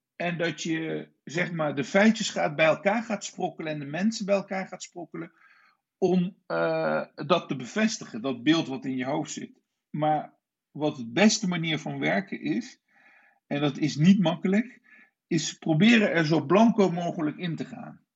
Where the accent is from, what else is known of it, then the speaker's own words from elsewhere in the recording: Nijmegen, Gelderland, Netherlands; also born or lived in Istanbul / London; ik ben eh, geboren en getogen in Nijmegen